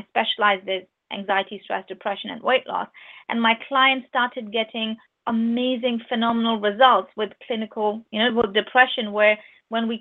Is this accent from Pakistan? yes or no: yes; Pakistan; moved away as an adult; now in United Kingdom; I'm from Pakistan, I lived in Pakistan until I was 19. And only when I was 19, I moved to UK through marriage.